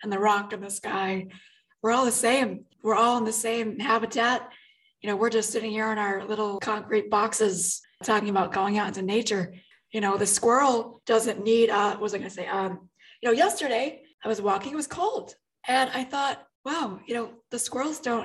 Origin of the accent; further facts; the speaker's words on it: New York City, New York, United States; I was raised in the New York City area